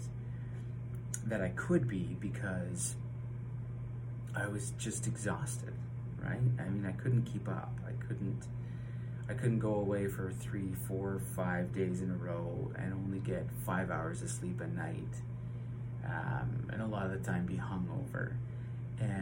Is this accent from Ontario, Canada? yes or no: yes; London, Ontario, Canada; I hail from London, Ontario, Canada